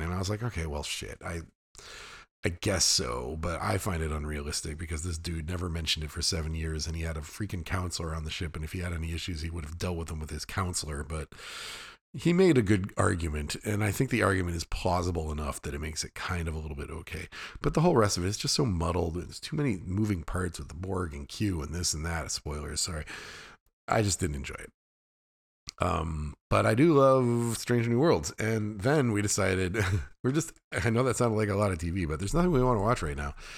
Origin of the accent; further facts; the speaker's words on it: Fairbanks, Alaska, United States; I grew up in the hills outside of Fairbanks, Alaska.